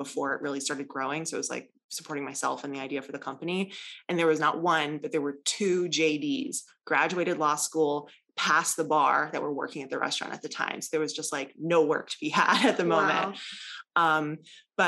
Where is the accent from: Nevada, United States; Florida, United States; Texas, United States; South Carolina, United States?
South Carolina, United States; Columbia; I grew up in Columbia, South Carolina